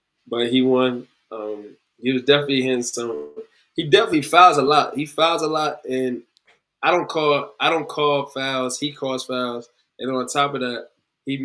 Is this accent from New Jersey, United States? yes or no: yes; New Jersey, United States; moved away as an adult; I'm from Jersey. We don't have lakes out there